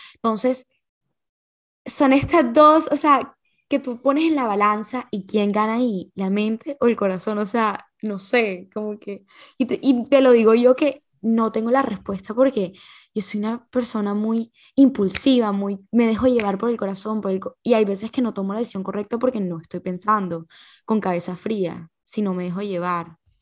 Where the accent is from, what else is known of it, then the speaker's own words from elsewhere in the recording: Barranquilla, Atlántico, Colombia; also born or lived in Valledupar, Colombia; Y después me vine a vivir a Barranquilla